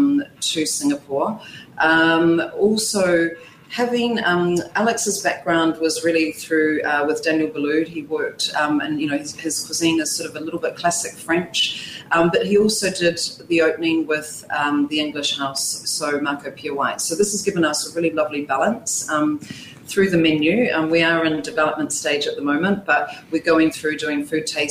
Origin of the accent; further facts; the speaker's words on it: New Zealand; moved away; I'm actually from New Zealand